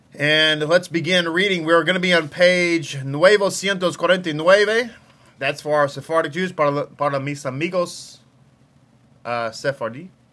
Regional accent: Texas, United States; accent: Texas; My Texas accent

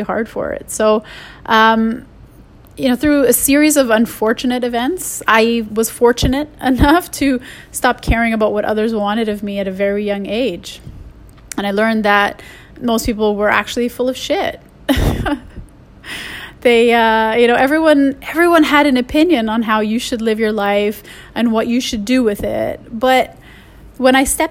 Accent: Canada; I'm Canadian

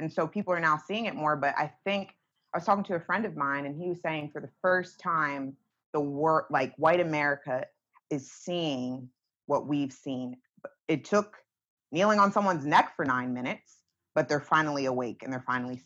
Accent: Northeast, United States; me growing up in the Northeast

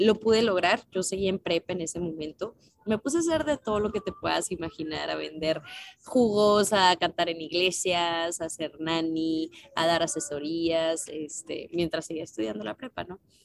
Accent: Nuevo León, Mexico; yo soy de Nuevo León

